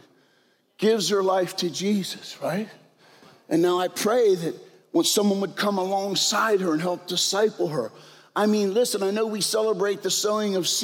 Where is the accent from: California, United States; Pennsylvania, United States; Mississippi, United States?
Pennsylvania, United States; York; We're all from York, PA